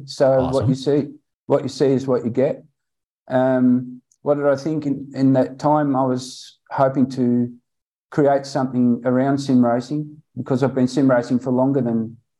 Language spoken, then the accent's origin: English; Australia; I am an Aussie